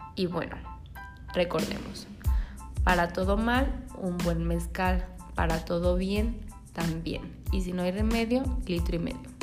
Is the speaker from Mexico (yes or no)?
yes; Mexico; como buenos mexicanos